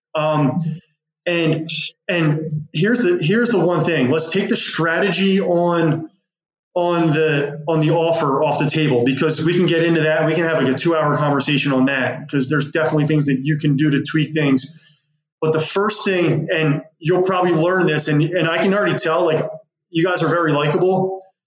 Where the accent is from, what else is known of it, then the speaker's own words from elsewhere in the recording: West Chester, Pennsylvania, United States; it was in my hometown where I live. And I will sell homes outside of that, but I target Westchester, Pennsylvania